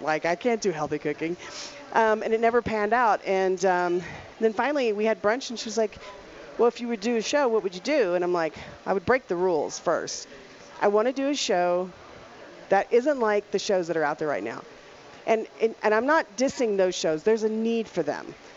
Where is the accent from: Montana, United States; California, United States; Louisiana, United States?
Louisiana, United States; moved away as an adult; also born or lived in Dallas, Texas; now in Colorado, United States; I'm from Louisiana